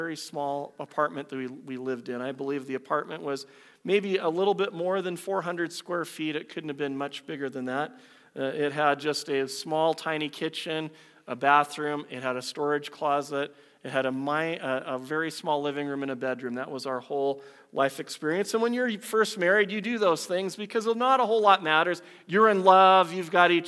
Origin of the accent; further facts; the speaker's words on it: United States; moved away as an adult; now in Canada; I was born in the U.S.